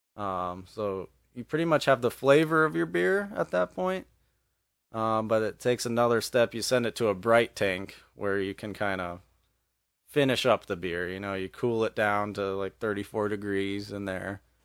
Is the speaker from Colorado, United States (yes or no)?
yes; Evergreen, Colorado, United States; moved away as an adult; also born or lived in Philadelphia; now in Montana, United States; I grew up in Evergreen, Colorado